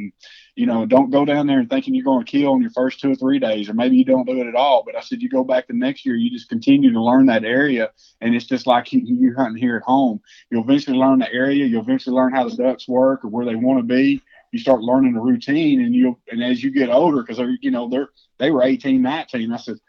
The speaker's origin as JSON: {"language": "English", "region": "Texas", "country": "United States", "said": "I like hunting Texas because it is my home state."}